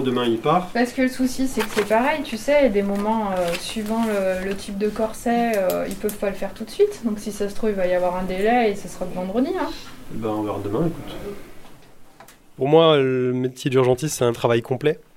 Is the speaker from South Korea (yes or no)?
no; Bourgogne-Franche-Comté, France; moved away as an adult; also born or lived in Besançon; now in Saint-Étienne, France; je suis originaire de Franche-Comté